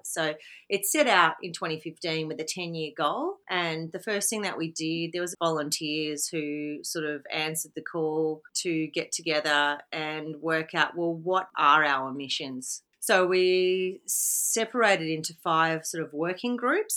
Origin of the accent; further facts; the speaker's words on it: Victoria, Australia; moved away as an adult; now in Mullumbimby, Australia; I grew up in Victoria and only moved to the Byron Shire in 2014